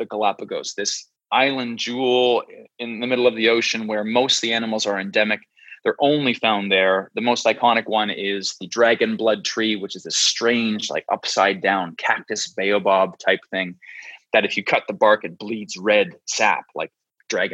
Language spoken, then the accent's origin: English; New Brunswick, Canada; moved away as an adult; also born or lived in Mexico City, Mexico; I've spent time between my hometown in the East Coast of Canada, a small province called New Brunswick, where my family's from